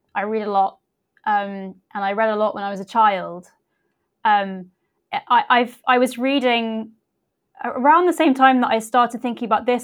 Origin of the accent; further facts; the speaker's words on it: United Kingdom; also born or lived in Leicester, England / Somerset, England; I grew up in uh, in two places in uh, first of all in the middle of England in a place called Leicester and then uh, in Somerset in the southwest